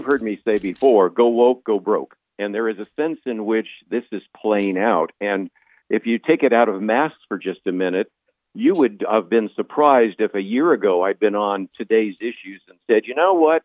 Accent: Berkeley, California, United States; I was born in the San Francisco Bay Area. I was born in Berkeley.

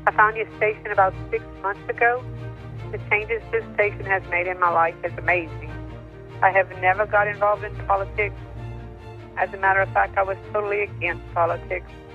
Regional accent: Mississippi, United States; moved away; also born or lived in South Carolina / Virginia; I'm from Mississippi

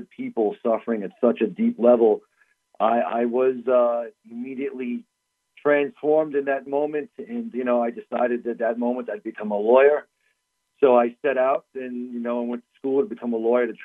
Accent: Northeast, United States; We're from the Northeast, so we're practicing Catholics

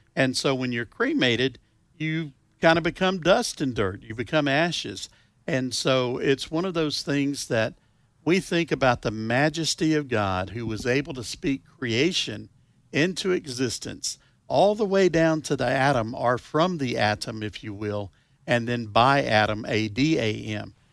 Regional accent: the South, United States; I am from the South.

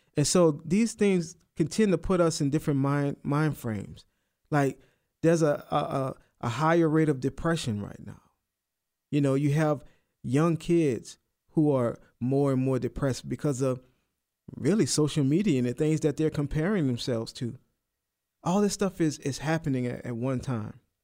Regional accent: United States; I'm American, I'm Christian

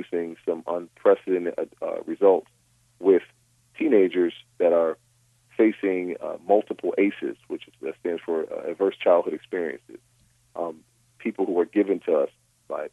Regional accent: Rochester, New York, United States; now in Westlake Village, United States; my hometown of Rochester, New York

